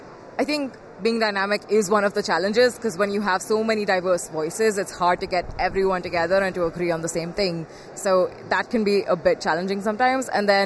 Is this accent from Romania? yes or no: no; India; I'm 21 years old. I'm from India. I'm a woman, but I'm still at the same level as like everyone that's here.